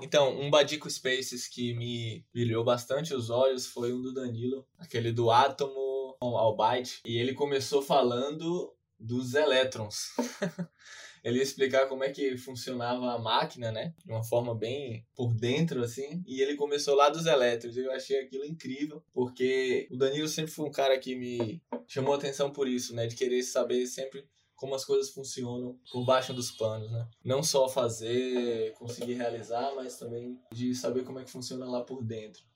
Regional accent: Salvador, Bahia, Brazil; sou natural de Salvador, Bahia

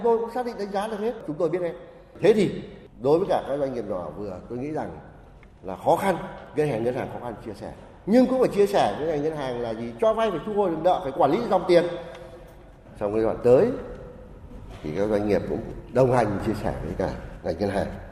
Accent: Trung Du, hometown in Vinh Phuc province, Vietnam; Tôi thì ờ, là người sinh ra và lớn lên ở vùng Trung

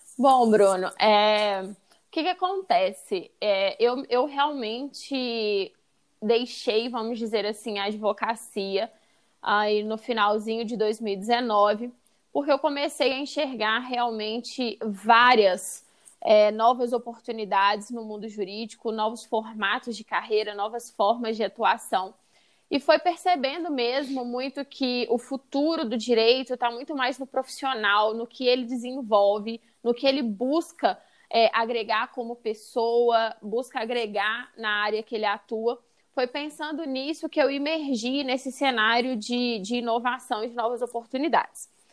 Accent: Brazil; also born or lived in California; eu já saí do Brasil

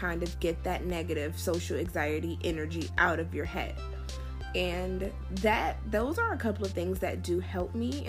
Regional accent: Washington, District of Columbia, United States; moved away; also born or lived in Florida; my hometown of Washington, D.C.

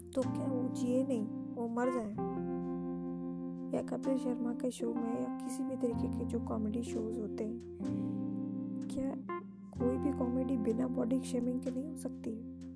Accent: India

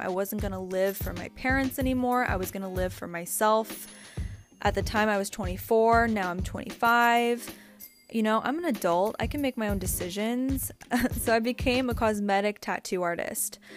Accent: San Francisco Bay Area, California, United States; I grew up in the San Francisco Bay Area

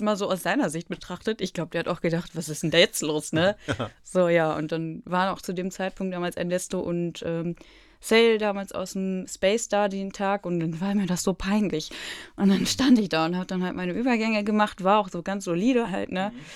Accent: Herford, North Rhine-Westphalia, Germany; ich komme ja aus Herford und bin da auch geboren.

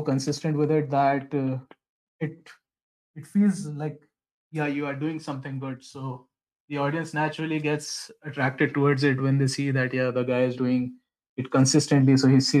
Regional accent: Bhopal, Madhya Pradesh, India; I am from Bhopal, Madhya Pradesh, which is a very beautiful place

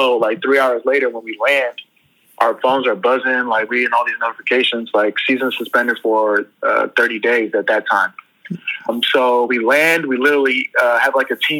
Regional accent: Sacramento, California, United States; born or raised there

